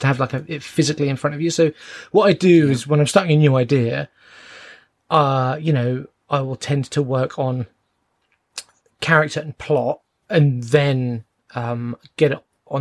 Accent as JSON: {"language": "English", "region": "London", "country": "United Kingdom", "said": "I'm from London"}